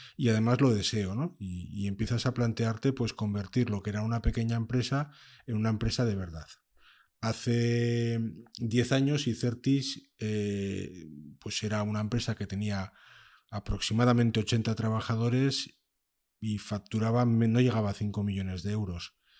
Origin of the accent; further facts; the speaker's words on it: Gijón, Asturias, Spain; Yo nací en Gijón y aunque me considero un asturiano nómada